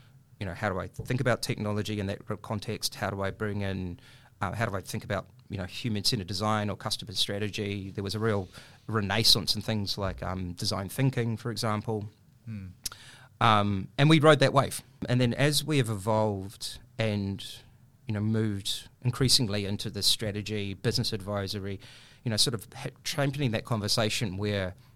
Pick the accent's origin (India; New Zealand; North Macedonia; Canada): New Zealand; accent: New Zealand; moved away as an adult; now in Australia; my career started in the 90s in New Zealand, as you can probably tell by my accent